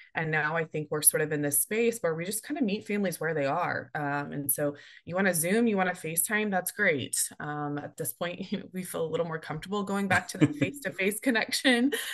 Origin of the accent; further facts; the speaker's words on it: Tulsa, Oklahoma, United States; moved away as an adult; also born or lived in Chicago / Missouri; moving back to my hometown of Tulsa